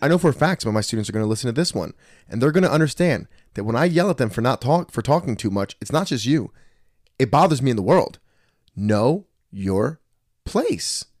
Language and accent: English; Trenton, New Jersey, United States; I grew up in Trenton, too.